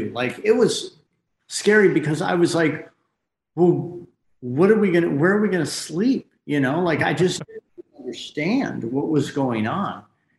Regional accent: Michigan, United States; moved away as an adult; now in Los Angeles, United States; Right. Yeah. And I left that like right when I turned 18. So I've been out here for 1,000 years, it seems like.

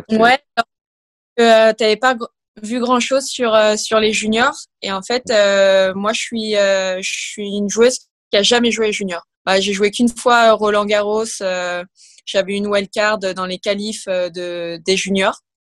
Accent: Versailles, Île-de-France, France; je suis née à Versailles, j'ai toujours été au club euh, du TC Grand Versailles. Et donc, je faisais partie de la Ligue des Yvelines. J'ai été au collège dans un sport-études.

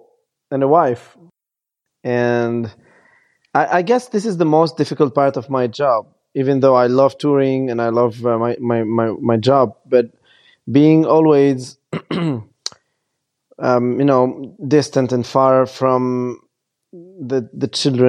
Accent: Lebanon; And I was born in Lebanon, and I grew up seeing my motherland being completely destroyed by bombs and crazy people.

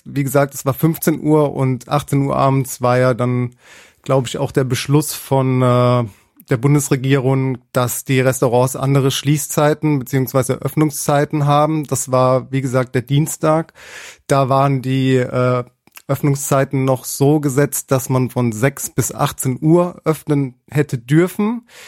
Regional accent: Mannheim, Baden-Württemberg, Germany; Ich selbst bin äh, Sternekoch, bin aus Mannheim

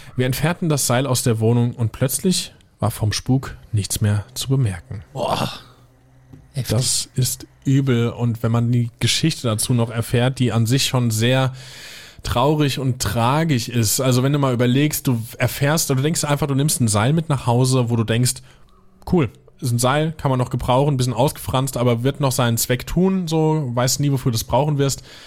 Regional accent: Germany; hier bei uns in Deutschland

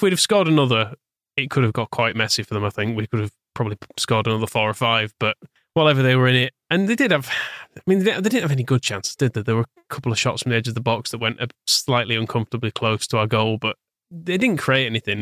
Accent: Wakefield, Yorkshire and the Humber, United Kingdom; I grew up in Wakefield and, well, Harbury, technically

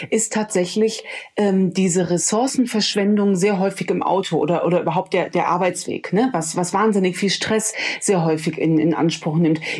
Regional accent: Rhineland, Germany; Als Rheinländerin spreche ich hier mit einem Hamburger.

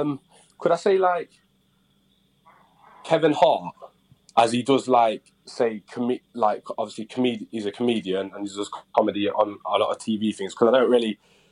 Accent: Jamaica; Probably, obviously I'm Jamaican, so probably my dad's Jamaican food when I go back home.

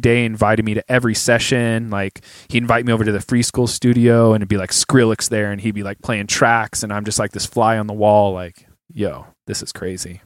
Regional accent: San Jose, California, United States; moved away as an adult; now in Los Angeles, United States; I'm from the Bay

